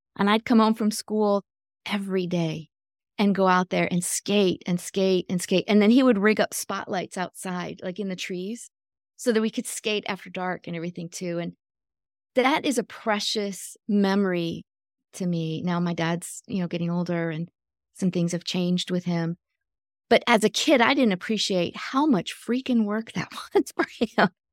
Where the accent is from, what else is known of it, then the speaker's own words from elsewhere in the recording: Michigan, United States; moved away as an adult; also born or lived in Florida; I grew up in Michigan, but I moved to Florida when I was twenty, going on twenty-one